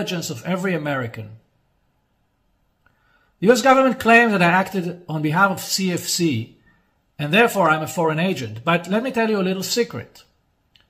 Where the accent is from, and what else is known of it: Israel